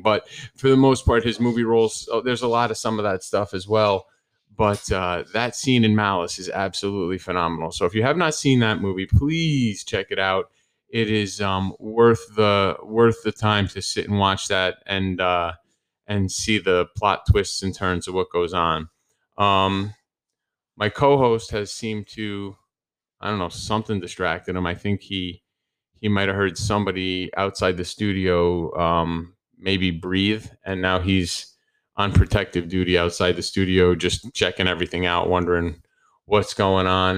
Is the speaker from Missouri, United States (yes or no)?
no; New Jersey, United States; moved away; people that I grew up with in New Jersey